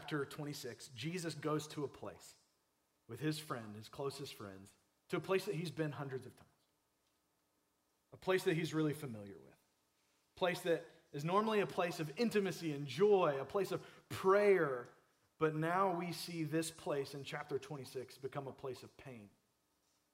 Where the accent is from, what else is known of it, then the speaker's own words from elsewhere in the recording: Clearwater, Florida, United States; I grew up in Clearwater area